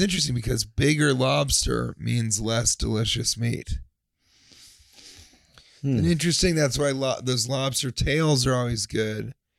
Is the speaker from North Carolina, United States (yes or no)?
no; Colorado, United States; because I grew up in Colorado.